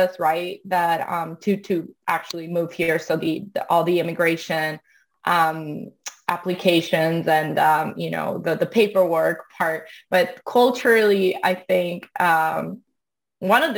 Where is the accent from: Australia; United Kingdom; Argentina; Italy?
Italy; Turin, Piedmont; English is a second language; moved away as an adult; now in California, United States; Where I grew up in Torino